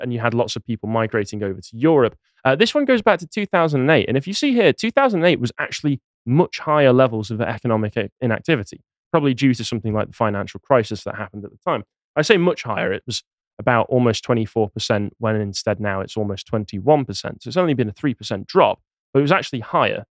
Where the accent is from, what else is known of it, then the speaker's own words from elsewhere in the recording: Crewe, North West England, United Kingdom; My hometown of Crewe